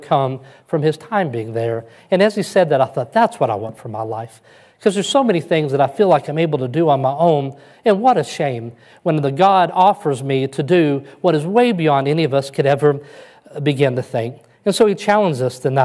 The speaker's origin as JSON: {"language": "English", "region": "West Kentucky", "country": "United States", "tie": "born or raised there", "moved": "as an adult", "lives_now": "Alpharetta, United States", "said": "I crawled out of the woods of West Kentucky and I came to the big city"}